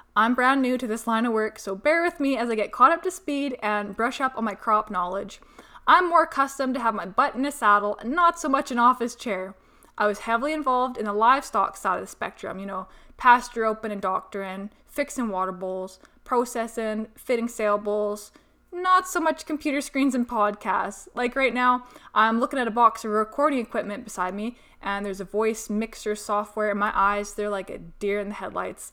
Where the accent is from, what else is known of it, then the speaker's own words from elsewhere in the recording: Peace Country, Alberta, Canada; moved away as an adult; also born or lived in Texas; I'm originally from the Peace Country, but spanned the past about ten years in Sudden Alberta, and before that, a short stint in Texas upon graduating high school